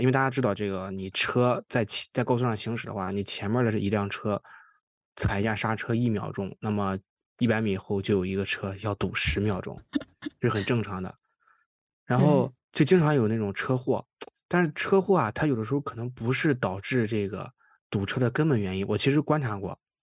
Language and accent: Chinese; Qingdao, Shandong, China; now in Toronto, Canada; 我因为我是青岛人嘛，在青岛其实还好，因为青岛骑自行车的人比较少